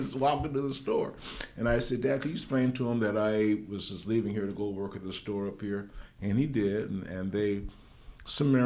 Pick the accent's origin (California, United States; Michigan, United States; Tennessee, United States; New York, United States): California, United States; San Diego; now in Sacramento, United States; the kind of environment that I grew up in San Diego